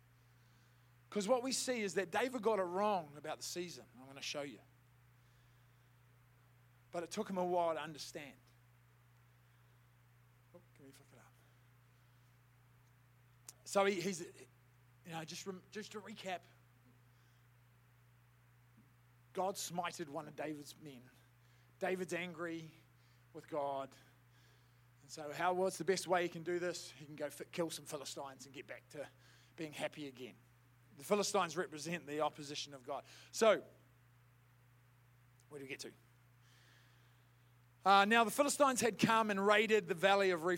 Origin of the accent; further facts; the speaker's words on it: Southland, New Zealand; I grew up in Southland, I grew up as a rugby head